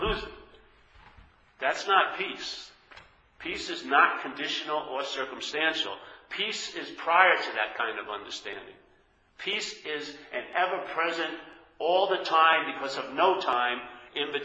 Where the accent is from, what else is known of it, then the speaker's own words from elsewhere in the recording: New York, United States; moved away; I'm from New York